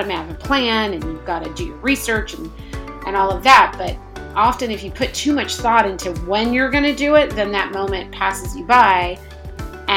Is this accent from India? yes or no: no; Norman, Oklahoma, United States; also born or lived in New York / New Jersey; I grew up in Norman, Oklahoma, which is obviously a college town.